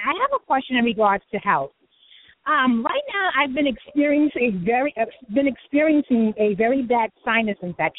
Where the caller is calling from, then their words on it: New York City, New York, United States; I am calling from New York City.